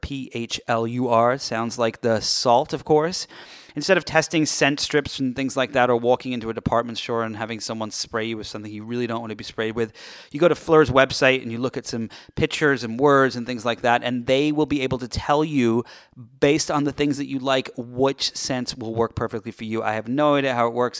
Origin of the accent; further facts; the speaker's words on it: United Kingdom; I'm British